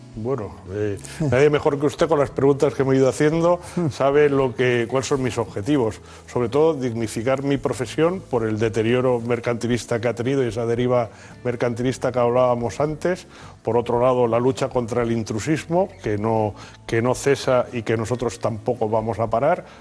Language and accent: Spanish; Spain; los españoles somos los europeos que menos acuden al dentista